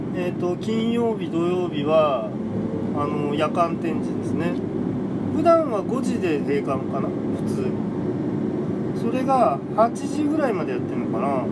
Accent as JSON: {"language": "Japanese", "region": "Tokyo", "country": "Japan", "tie": "born or raised there", "said": "僕はあの東京出身なんですけど"}